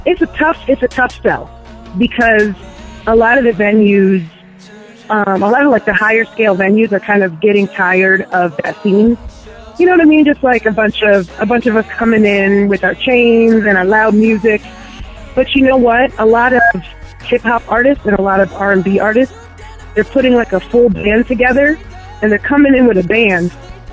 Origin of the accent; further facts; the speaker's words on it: New York City, New York, United States; And I am from New York City, up here in NYC.